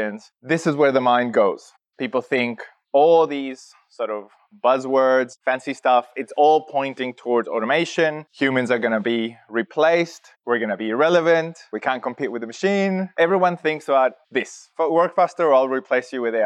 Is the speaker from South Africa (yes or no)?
no; Chile; now in Australia; I'm originally from Chile, from South America. I've been in Australia and working in analytics slash data for 16 years now.